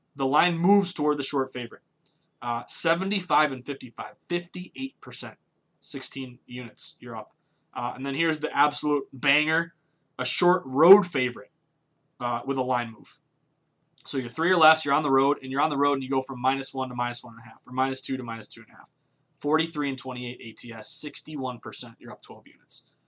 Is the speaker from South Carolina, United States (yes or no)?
no; the Berkshires, Western Massachusetts, United States; moved away as an adult; also born or lived in Vermont / Boston; I'm from Massachusetts, but I grew up on the complete left side of the state, Western Mass, small place called the Berkshires